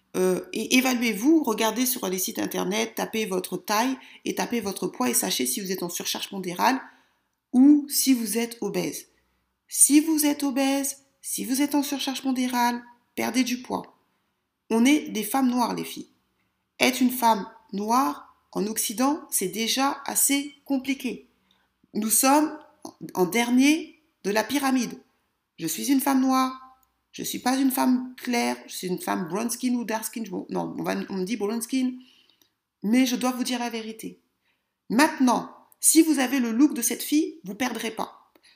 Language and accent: French; France; moi je suis française